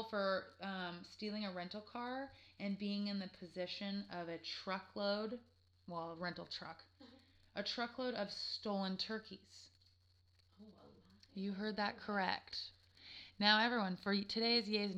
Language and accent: English; California, United States; I'm from California.